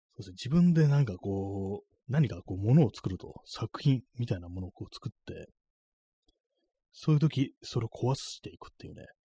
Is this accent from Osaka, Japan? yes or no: no; Tokyo, Japan; 東京の人間なんで